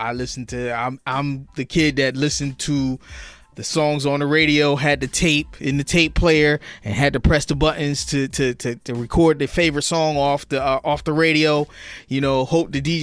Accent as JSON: {"language": "English", "town": "Trenton", "region": "New Jersey", "country": "United States", "tie": "born or raised there", "also_born_or_lived": "Hamilton, New Jersey", "said": "I'm from Trenton, New Jersey, born and raised right here in the city of Trenton."}